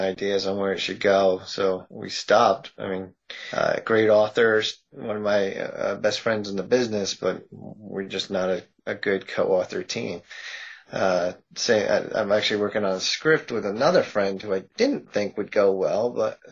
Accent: Massachusetts, United States; I'm from Massachusetts

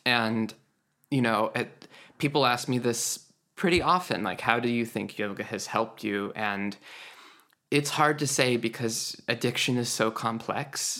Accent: Idaho, United States; Idaho, where I was homeschooled

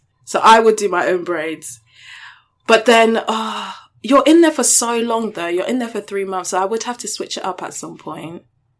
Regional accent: United Kingdom; bitch, I'm British.

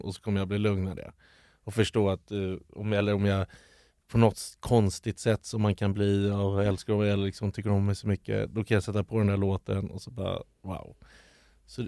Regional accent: Stockholm, Stockholm County, Sweden; där jag växte upp

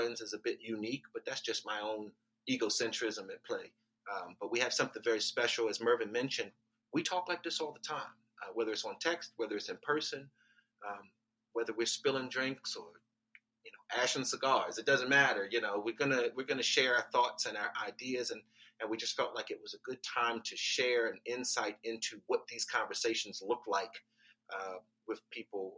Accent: Baltimore, Maryland, United States; I grew up in Baltimore

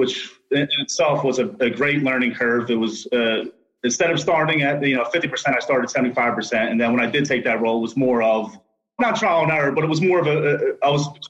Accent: Philadelphia, Pennsylvania, United States; I grew up in the Port Richmond area of Philadelphia

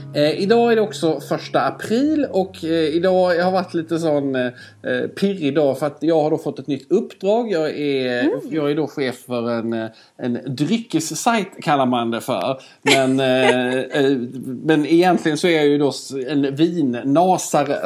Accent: Skåne, Sweden; accent: Scanian (skånska); jag pratar alltid skånska med Skåne. Hör du att jag pratar mer skånska nu också

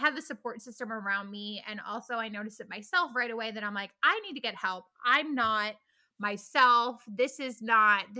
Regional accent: New Jersey, United States; moved away as an adult; also born or lived in Virginia; I grew up in New Jersey and ended up going to college at Virginia Tech.

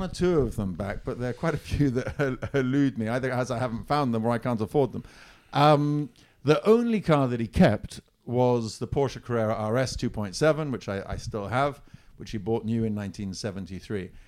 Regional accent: Siena, Tuscany, Italy; moved away as an adult; I grew up in Italy

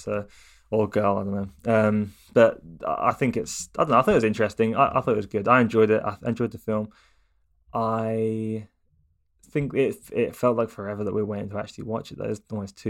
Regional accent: Watford, East of England, United Kingdom; born there; I was born in Watford and I lived there for a very short period of time. But I spent most of my time not living in Watford, actually.

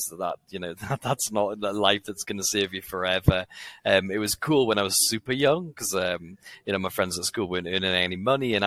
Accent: Newcastle upon Tyne, North East England, United Kingdom; I'm from Newcastle.

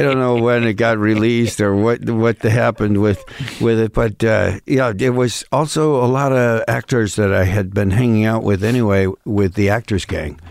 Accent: Western New York State, United States; accent: Midwestern thing of Western New York State; now in Los Angeles, United States; this Midwestern thing of Western New York State has popped up

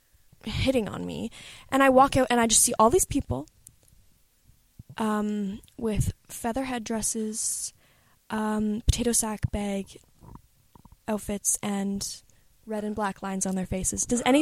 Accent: Canada; I'm from Canada.

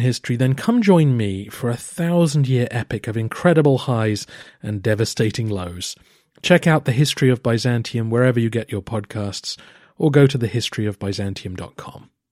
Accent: England, United Kingdom; I am also an Englishman

